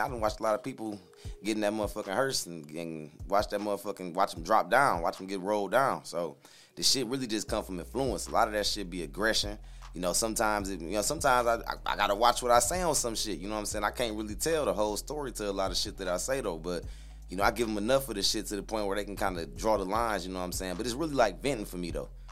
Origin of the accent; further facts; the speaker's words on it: Flint, Michigan, United States; also born or lived in Fort Wayne, Indiana; I grew up in Flint till I was about like damn near eleven.